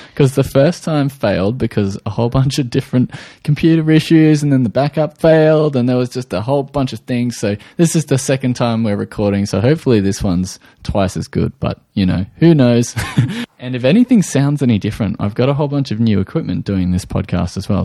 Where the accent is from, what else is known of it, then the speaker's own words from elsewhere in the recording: Australia; I am from Australia, if you hadn't already guessed from the accent